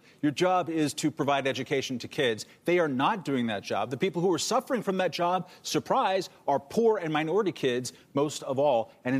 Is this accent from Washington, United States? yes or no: no; Lakewood, California, United States; the neighborhood I grew up in California, down in Long Beach and Lakewood area